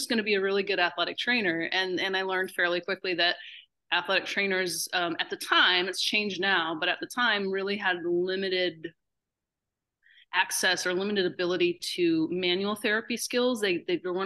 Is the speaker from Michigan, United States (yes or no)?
yes; Upper Peninsula, Michigan, United States; I'm from the Upper Peninsula, Michigan. That's a thing, right? If you don't know about it, I'm a Youper, and that's a thing. And so I grew up playing outside